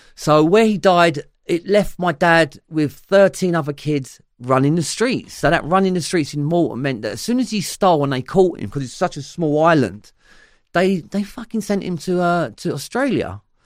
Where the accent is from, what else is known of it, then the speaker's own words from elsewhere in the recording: London, United Kingdom; accent: Cockney; it's still London, but we grew up around Cockney rhyming slang